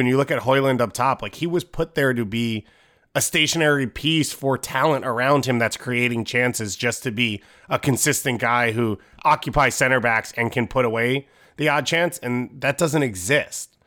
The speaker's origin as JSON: {"language": "English", "country": "United States", "said": "as American"}